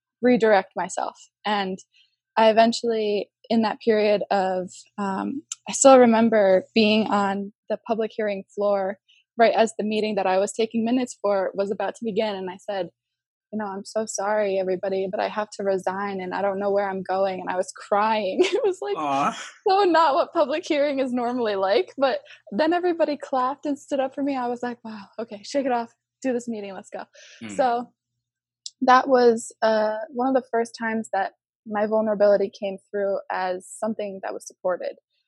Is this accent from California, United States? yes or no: no; Connecticut, United States; I was born and raised in Connecticut